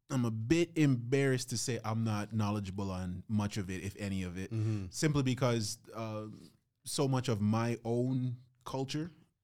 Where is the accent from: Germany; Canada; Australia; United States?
Canada; I am the C, the Canadian.